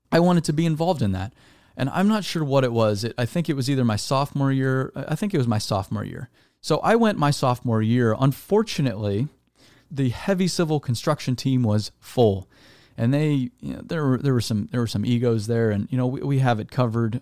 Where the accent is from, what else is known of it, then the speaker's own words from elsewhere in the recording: Arizona, United States; I'm from Arizona